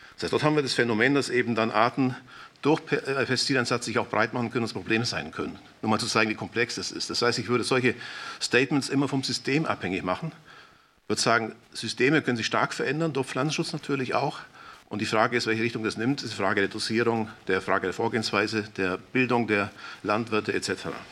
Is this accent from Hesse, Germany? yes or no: no; Swabian Jura, Baden-Württemberg, Germany; Schwäbische Alb als Beispiel, da komme ich aus der Ecke, komme ich ungefähr her